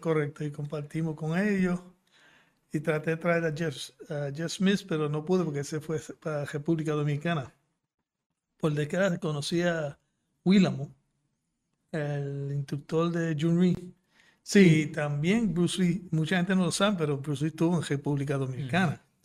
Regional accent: Puerto Rico; born or raised there; also born or lived in Fukuoka, Japan

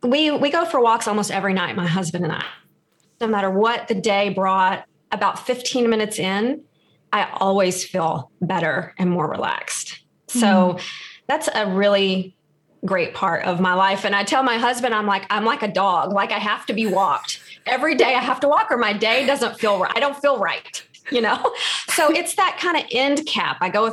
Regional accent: Texas, United States; I'm originally from Texas and have always wanted to live around the beach and finally got the chance to.

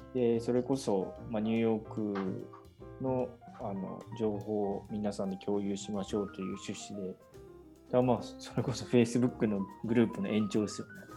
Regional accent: Kawagoe, Saitama, Japan; 僕はそもそもその川越生まれっていうのはありますけど

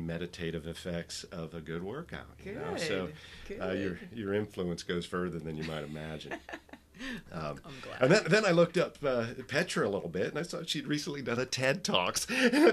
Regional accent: Midwest, United States; moved away; also born or lived in Wheaton, Illinois; I'm a Midwest guy

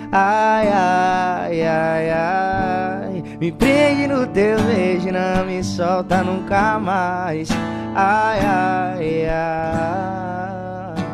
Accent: Bahia, Brazil; Muita gente que começou a me seguir por conta de Natan acha que eu sou daqui, mas eu sou baiano. Tem três anos mais ou menos que eu estou aqui, vai fazer três anos.

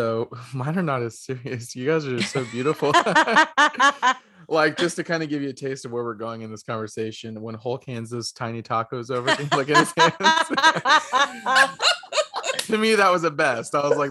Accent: United States; as an American

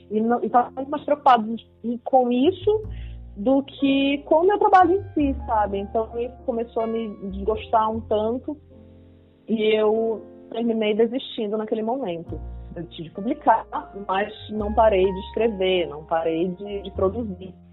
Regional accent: Belém, Pará, Brazil; eu sou de Belém

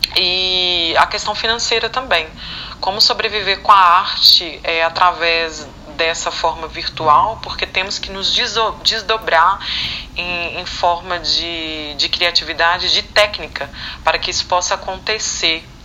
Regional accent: Belo Horizonte, Minas Gerais, Brazil; eu sou natural de Belo Horizonte, Minas Gerais

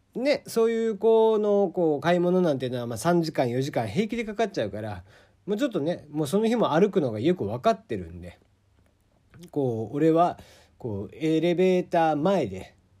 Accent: Kagoshima, Japan; accent: Kagoshima dialect; moved away; also born or lived in Fukuoka; 鹿児島の人間鹿児島生まれの人間なんで鹿児島弁になった時が多分一番キレてる

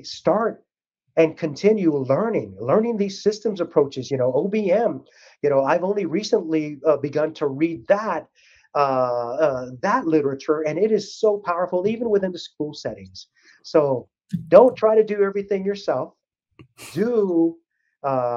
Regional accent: South Texas, United States; I grew up down in South Texas

